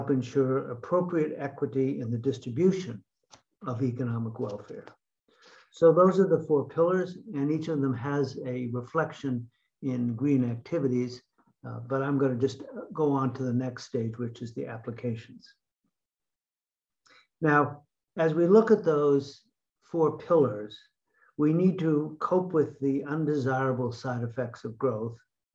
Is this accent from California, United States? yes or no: no; Connecticut, United States; my home state of Connecticut